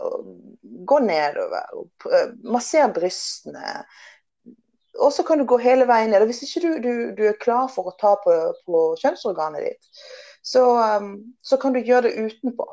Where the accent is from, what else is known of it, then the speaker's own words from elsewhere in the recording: Western Norway, Norway; moved away as an adult; also born or lived in England; now in Oslo, Norway; som du kan høre, så er det, jeg er oppvokst på Vestlandet.